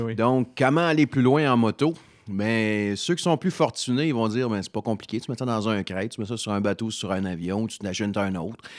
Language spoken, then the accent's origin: French; Salaberry-de-Valleyfield, Quebec, Canada; je suis d'origine de Valleyfield